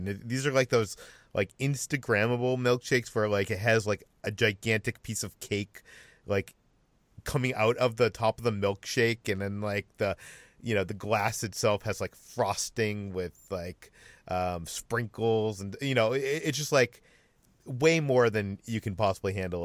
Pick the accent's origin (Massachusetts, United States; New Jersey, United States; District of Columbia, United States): Massachusetts, United States; Uno's is a chain from the East Coast that I grew up with in Massachusetts.